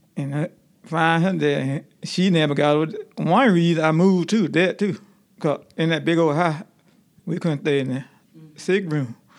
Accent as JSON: {"language": "English", "region": "Georgia", "country": "United States", "tie": "born or raised there", "also_born_or_lived": "Alabama", "said": "we moved from Alabama to Georgia when I was a little boy"}